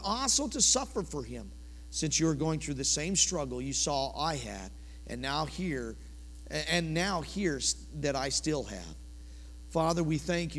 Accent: Colorado, United States; now in Oklahoma, United States; I'm from Colorado originally

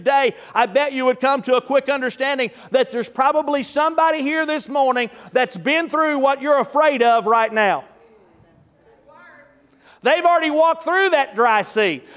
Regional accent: Tulsa, Oklahoma, United States; I'm from North Tulsa

